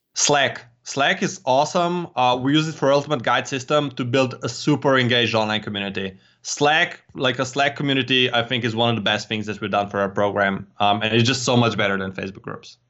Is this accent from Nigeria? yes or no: no; Slovenia; I'm from Slovenia